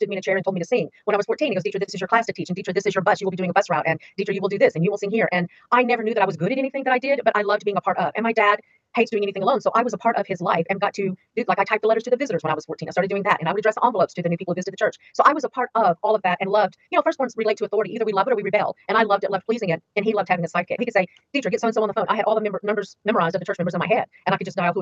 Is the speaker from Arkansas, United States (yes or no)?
yes; Arkansas, United States; moved away as an adult; also born or lived in Carroll Gardens, New York / Harlem, New York; now in New York, United States; I was born in Arkansas. So I was born to a poor pastor and his wife. We were very poor growing up